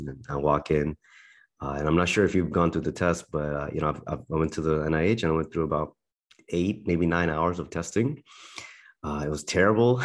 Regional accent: Berlin, Germany; moved away; I was born and raised in Berlin, Germany

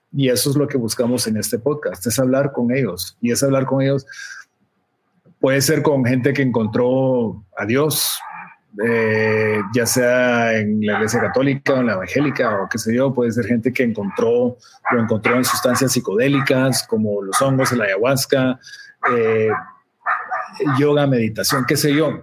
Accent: Guatemala; moved away; como un centroamericano guatemalteco que vivía en Centroamérica

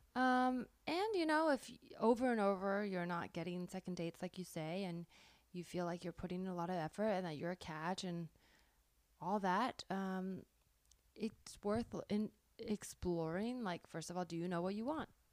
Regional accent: South Bay, Bay Area, California, United States; moved away as an adult; also born or lived in New York; now in Los Angeles, United States; I grew up in the South Bay

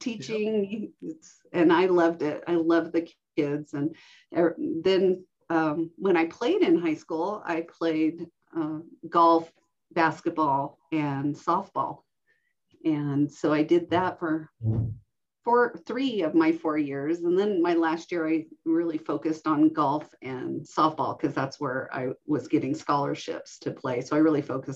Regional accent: Reno, Nevada, United States; I'm an Air Force brat, and so we traveled everywhere until about elementary school, and then we settled in the Reno-Sparks area, and I grew up in Washoe County, going to elementary, middle, and high school.

